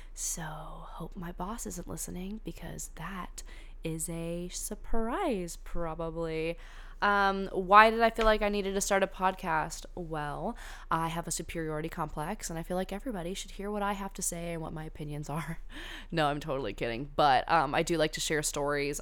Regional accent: California, United States; I went to high school in California

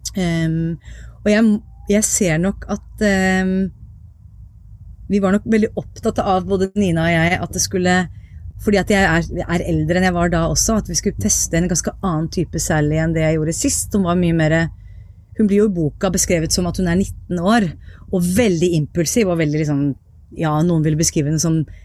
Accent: Viken, Norway; accent: East Norwegian; also born or lived in Tromsø; jeg er jo fra, fra Viken, og var, jeg har jo flytta bare et steinkast hjemmefra der hvor jeg vokste opp nå

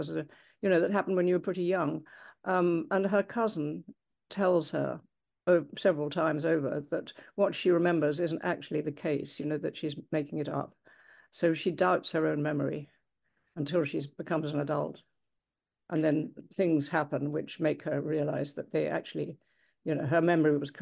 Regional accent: England, United Kingdom; now in United States; I've lived in the United States for quite a long time now, and I'm English originally.

